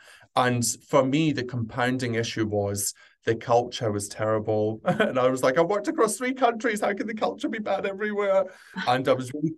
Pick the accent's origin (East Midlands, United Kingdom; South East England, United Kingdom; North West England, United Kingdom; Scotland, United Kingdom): Scotland, United Kingdom; moved away as an adult; also born or lived in London; now in Sydney, Australia; I grew up in Scotland, trained across there, and then very quickly, once I finished my degree, moved down to just outside London